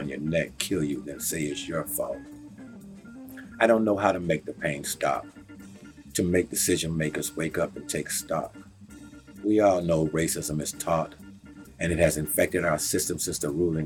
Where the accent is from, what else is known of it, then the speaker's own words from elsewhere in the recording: Texas, United States; moved away as an adult; now in Maine, United States; I'm born and raised in Texas. I came to Maine in the military and the Navy